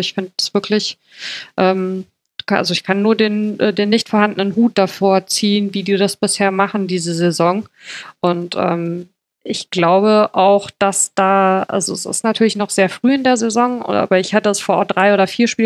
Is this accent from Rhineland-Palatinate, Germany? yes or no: yes; Mainz, Rhineland-Palatinate, Germany; das darf man als Mainzer fast nicht sagen